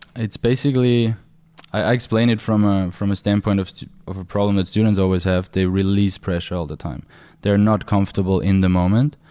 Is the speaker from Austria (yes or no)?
yes; Austria; I'm from Austria